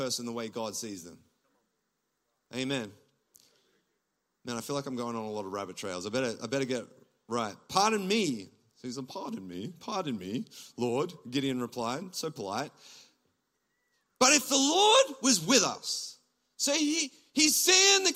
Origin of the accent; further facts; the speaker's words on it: Gippsland, Victoria, Australia; moved away as an adult; now in Toronto, Canada; I'm from Gippsland. I'm a country boy